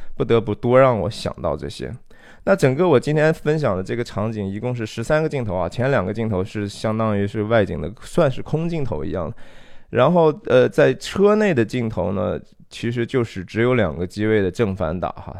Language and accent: Chinese; China; 我们中国人不太喜欢讲这个罪哈